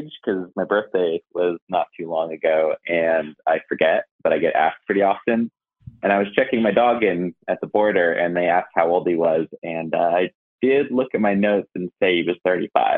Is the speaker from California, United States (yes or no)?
yes; California, United States; now in Asheville, United States; I was born in California